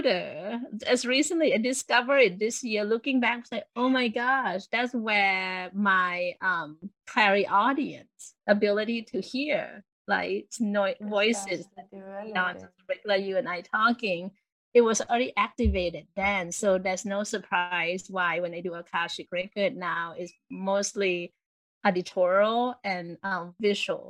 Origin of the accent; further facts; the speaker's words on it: Thailand; I grew up in Thailand